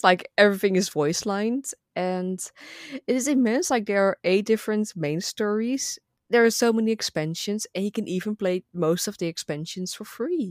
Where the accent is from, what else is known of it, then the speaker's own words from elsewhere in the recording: Netherlands; first language Dutch; English is a second language; I'm from the Netherlands